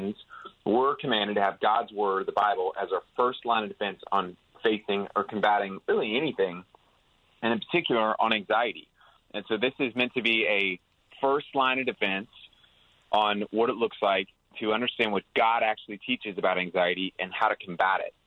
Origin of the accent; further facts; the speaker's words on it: Houston, Texas, United States; I'm from the South, and I'm from Houston